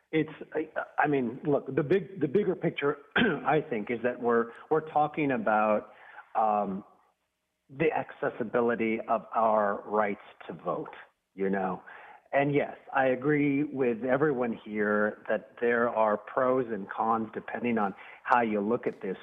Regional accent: Arizona, United States; moved away; I'm originally from Arizona

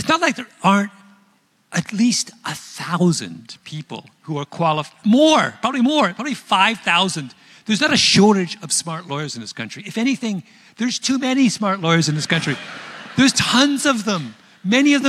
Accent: Canada; I'm Canadian.

